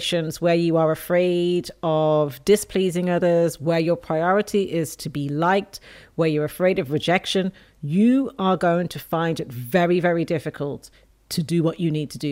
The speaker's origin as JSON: {"language": "English", "town": "Dublin", "region": "Leinster", "country": "Ireland", "tie": "born or raised there", "also_born_or_lived": "England", "said": "I was born in England, raised in Dublin, Ireland"}